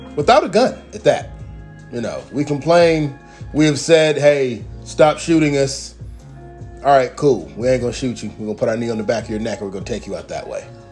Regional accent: United States; as an American

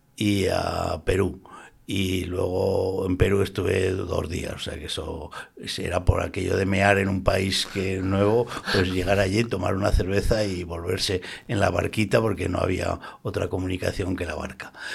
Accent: Zaragoza, Aragon, Spain; now in Valencia, Spain; soy de Zaragoza, yo soy del barrio Santa Cruz y bautizado aquí y tal, pero yo llevo ya muchos años viviendo en Valencia

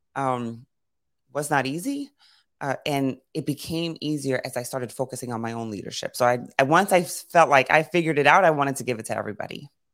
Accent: New York City, New York, United States; I grew up in Brooklyn and Queens

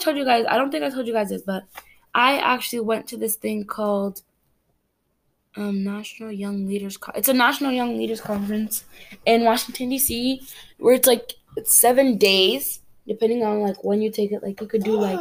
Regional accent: Cameroon; moved away; Cameroon, I'm from Cameroon in Africa

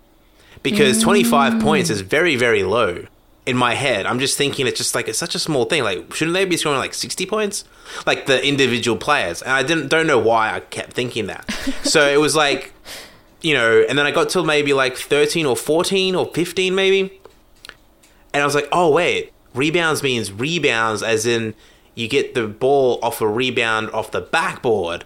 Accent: Brisbane, Queensland, Australia

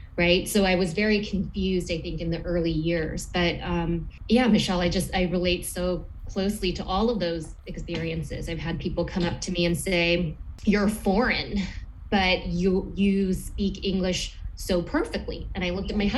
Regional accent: Los Angeles, California, United States; moved away; also born or lived in Detroit / Ann Arbor / Flint / Elmira, New York; I'm from Los Angeles originally

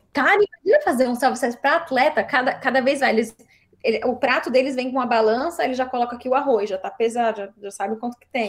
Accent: Brazil; now in Sacramento, United States; eu sou brasileira

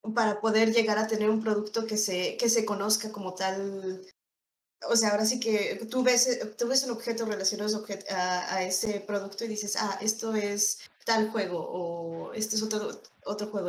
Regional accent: State of Mexico, Mexico; moved away as an adult; also born or lived in Monterrey; yo soy del Estado de México, pero pues eh, por temas de trabajo me moví a Monterrey

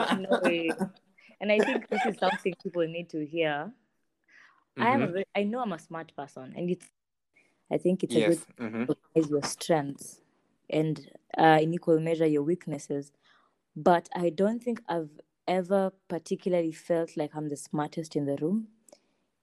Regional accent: Nairobi, Kenya; also born or lived in Eldoret, Kenya; I moved to Nairobi from Eldoret. I was studying between the years 2009 going down, I was studying in Hill School Eldoret. And then after that, when we moved to Nairobi, that was in class 3.

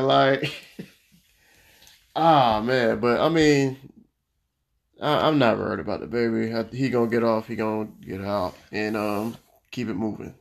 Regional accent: Florida, United States; I'm from Florida

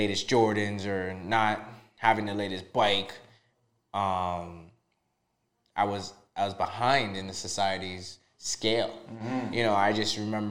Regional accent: Toronto, Ontario, Canada; also born or lived in Trinidad and Tobago; I was born in Trinidad and Tobago. Okay. I immigrated here in 92, 93, not too sure, but I was six years old at the time. You know, I grew up in the Little Jamaica area. My parents immigrated to Eglinton West in Toronto.

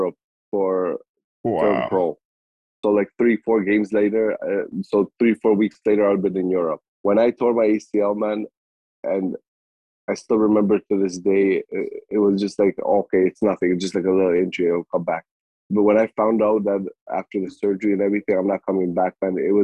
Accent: Canada; also born or lived in Kosovo / Germany; I left Kosovo when I was 2 years old, man, and we lived in Germany like for a couple of years, and then came to Canada when I was like six

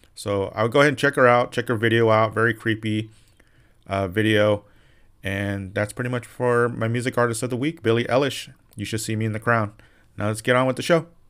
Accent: Santa Ana, California, United States; moved away as an adult; also born or lived in Orange, California; now in Las Vegas, United States; I was born in Orange

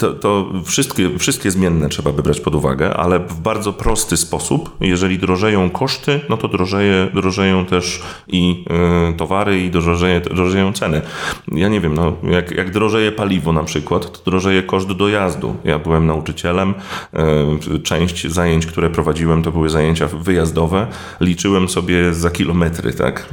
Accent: Gdynia, Pomeranian Voivodeship, Poland; Ja jestem z Gdyni

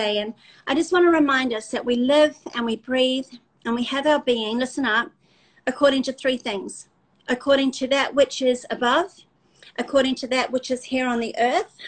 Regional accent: South Africa; We're South African

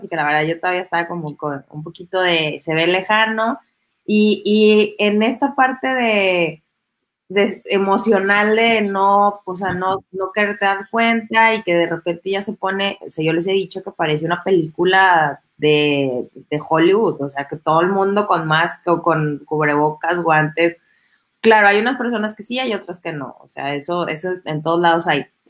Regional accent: Mexico; en México nos saludamos de beso y el abrazo

